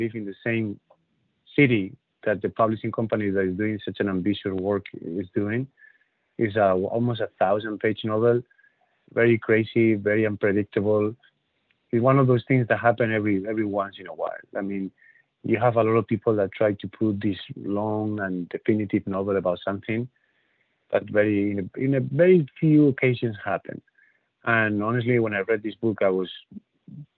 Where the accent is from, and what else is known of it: north of Spain, Spain; born or raised there; first language Spanish; English is a second language; moved away as an adult; also born or lived in Dublin